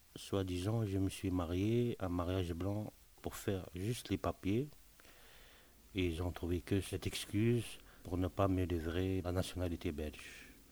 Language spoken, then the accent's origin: French; Tunisia; moved away as an adult; now in Belgium; je suis native de Tunisie. Ça fait maintenant 18 ans que je suis en Belgique.